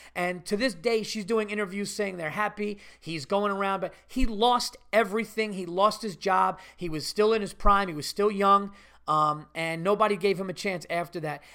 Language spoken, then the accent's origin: English; Westchester, New York, United States; I'm from Westchester too